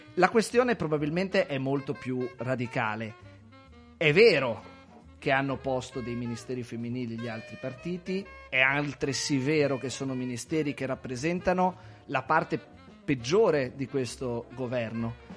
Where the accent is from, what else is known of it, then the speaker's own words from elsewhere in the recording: Celle Ligure, Liguria, Italy; Il mio paese, Celle Ligure in provincia di Savona, spopolamento altissimo